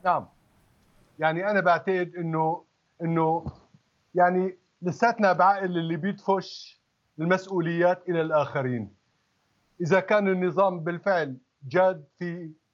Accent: Syria; من حقنا كسوريين

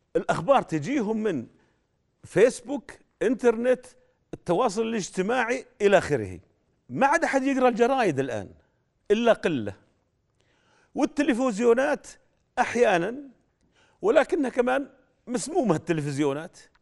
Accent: Saudi Arabia; عندنا في جده

